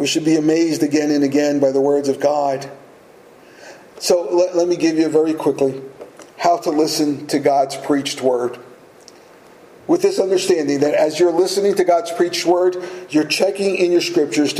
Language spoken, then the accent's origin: English; United States; we as American Christians